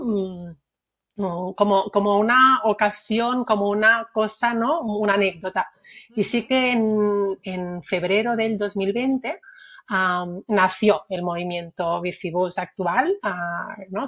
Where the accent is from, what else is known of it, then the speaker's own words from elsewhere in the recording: Barcelona, Catalonia, Spain; soy nacida en Barcelona, también eh, estuve ah, con mis primeros años viviendo ¿no? en Barcelona